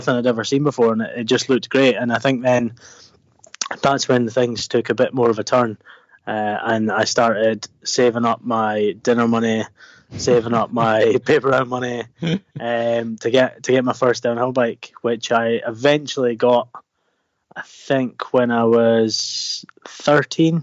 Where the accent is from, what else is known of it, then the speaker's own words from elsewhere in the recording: Dundee, Scotland, United Kingdom; born and bred on the east coast.